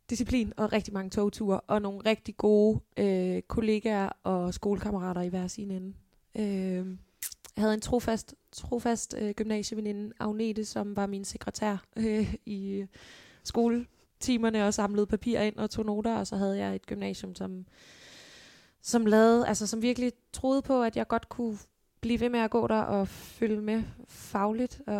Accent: Holbæk, Zealand, Denmark; Jeg kommer fra Holbæk, som jo, ja, en times tid her fra København. Ja. Bil, hvor jeg er født og opvokset.

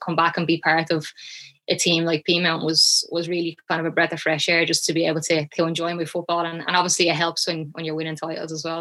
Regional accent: Shankill, Leinster, Ireland; I grew up in Shankill

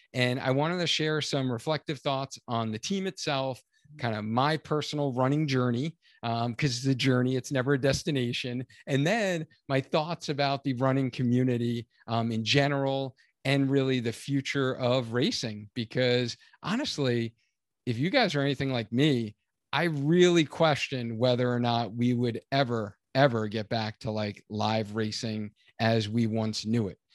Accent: Cheshire, Connecticut, United States; the Cheshire Half Marathon here in Connecticut. So this is my hometown race.

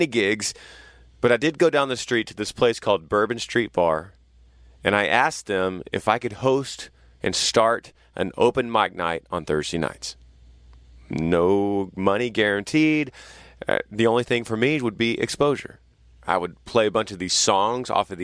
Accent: Texas, United States; moved away; moving back home to my home state of Texas

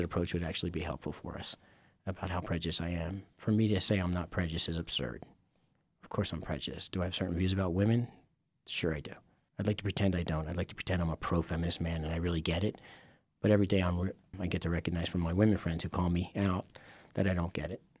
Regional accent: Philadelphia, Pennsylvania, United States; I grew up in Philadelphia. Okay. Northeast part of Philly.

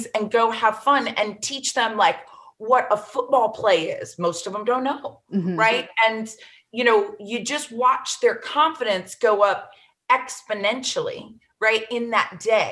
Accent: Florida, United States; Florida, my home state

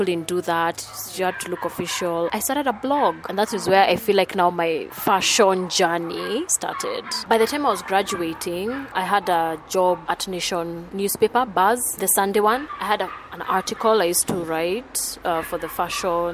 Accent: Thika, Kiambu County, Kenya; moved away as an adult; now in Nairobi, Kenya; I was born in Thika, raised in Thika, and then I moved to Nairobi 13 years ago

